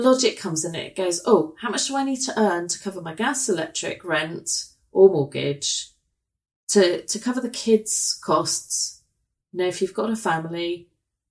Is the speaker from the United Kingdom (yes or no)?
yes; England, United Kingdom